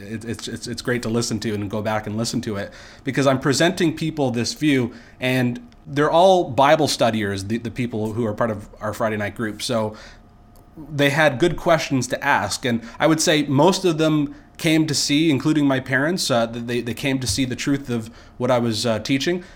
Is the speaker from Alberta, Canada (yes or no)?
no; near Niagara Falls, Ontario, Canada; I grew up in Ontario, Canada here.